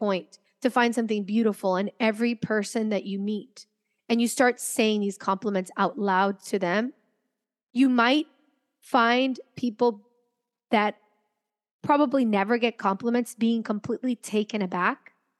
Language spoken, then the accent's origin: English; Venezuela; also born or lived in United States / France; So I'm from Venezuela originally, but I didn't grow up there my entire life. I grew up between Venezuela, the United States, and France.